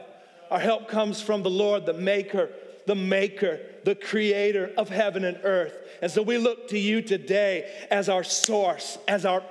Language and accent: English; Oakland, California, United States; now in Atlanta, United States; I'm from Oakland